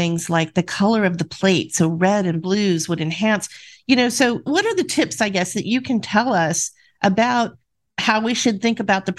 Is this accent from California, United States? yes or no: yes; near Disneyland, California, United States; I grew up near Disneyland, so I live in California in the U.S.